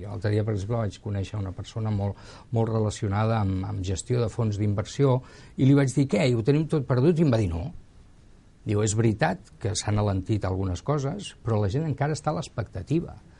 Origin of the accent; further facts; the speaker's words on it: Barcelona, Catalonia, Spain; sóc molt barceloní